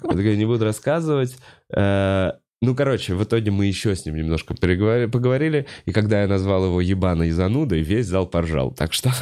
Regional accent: Moscow, Russia; я как э, э москвич

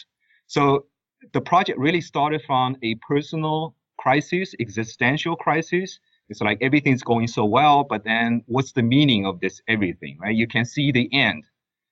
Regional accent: China; moved away as an adult; also born or lived in United States; now in Abu Dhabi, United Arab Emirates; I was born and raised in China. I moved to the U.S. to study economics at Georgetown University

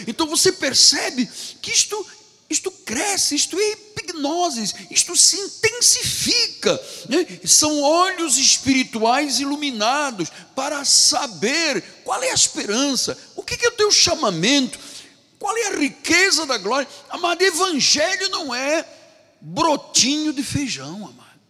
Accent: Angola; moved away; Na minha terra, onde nasci, em Angola, nós tínhamos uma cultura portuguesa

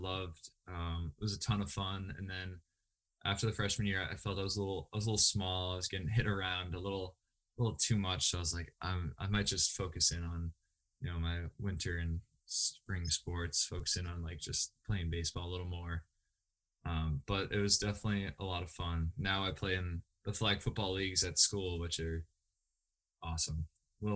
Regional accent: New Hampshire, United States; Northeast Delta Dental Stadium in Manchester, New Hampshire. That was the home of our state championships

